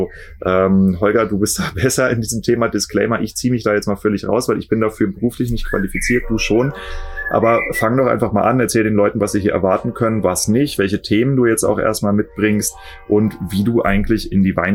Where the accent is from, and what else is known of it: Kiel, Schleswig-Holstein, Germany